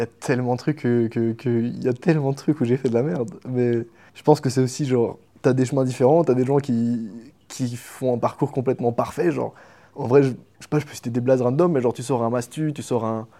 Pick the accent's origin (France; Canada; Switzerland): Switzerland; je suis suisse en plus, donc euh, je suis entouré de vaches